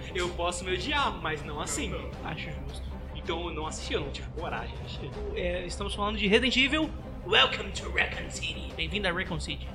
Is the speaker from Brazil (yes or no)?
yes; Paulista, São Paulo, Brazil; a gente é paulista